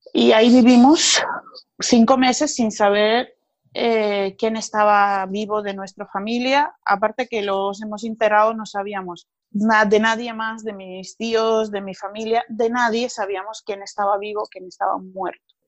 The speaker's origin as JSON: {"language": "Spanish", "town": "Sukhumi", "region": "Abkhazia", "country": "Georgia", "second_language": "Spanish", "moved": "yes", "lives_now": "Barcelona, Spain", "said": "vengo de Georgia, que es poco conocido, eh, una región que se llama Abjasia. Vengo de Sukhumi"}